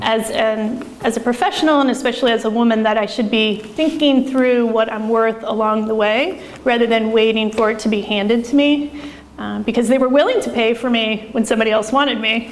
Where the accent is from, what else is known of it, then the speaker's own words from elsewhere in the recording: Oregon, United States; I'm from Oregon